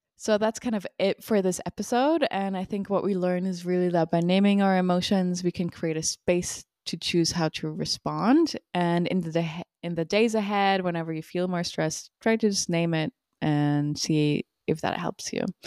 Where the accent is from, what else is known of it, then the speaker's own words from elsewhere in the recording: Switzerland; now in United States; I'm from Switzerland, and when I came over to the U S